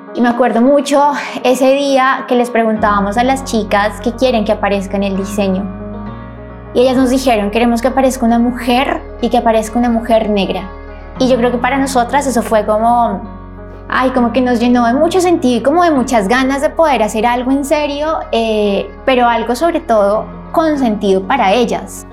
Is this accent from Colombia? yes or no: yes; Colombia; moved away as an adult; now in Buenos Aires, Argentina; Soy colombiana